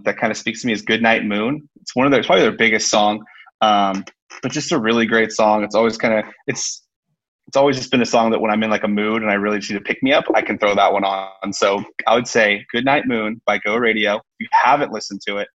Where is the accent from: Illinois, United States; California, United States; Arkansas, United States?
California, United States; Sacramento; I grew up in the Sacramento area